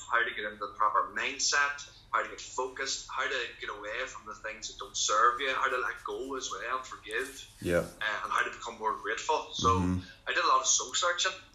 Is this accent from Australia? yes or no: no; Lurgan, Northern Ireland, United Kingdom; my hometown